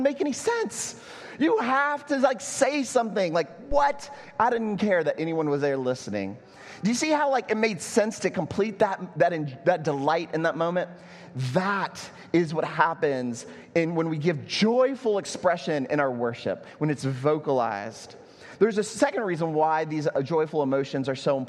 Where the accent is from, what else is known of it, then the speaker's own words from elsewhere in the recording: Texas, United States; now in Puerto Rico; I'm from Texas